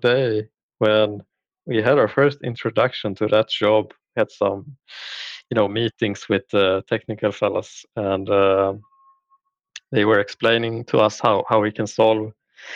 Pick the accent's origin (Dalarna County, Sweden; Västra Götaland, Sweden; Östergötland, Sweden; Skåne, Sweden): Östergötland, Sweden; Linköping; I'm from Sweden. So I live in outside of Linköping, Sweden, which is basically in the southern parts. Born and raised here